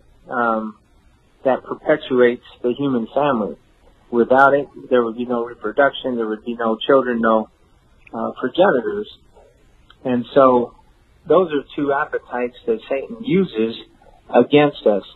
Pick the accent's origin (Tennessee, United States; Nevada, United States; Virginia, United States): Nevada, United States; Las Vegas; moved away as an adult; now in New Braunfels, United States; I grew up in Las Vegas. I was born and raised in Las Vegas, Sin City.